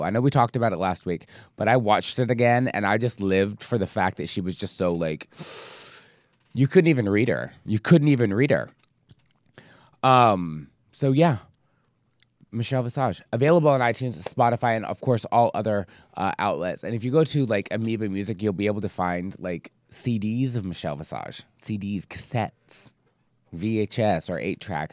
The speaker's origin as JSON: {"language": "English", "region": "Scotland", "country": "United Kingdom", "tie": "born or raised there", "moved": "yes", "said": "since I grew up in the U K, I grew up in Scotland"}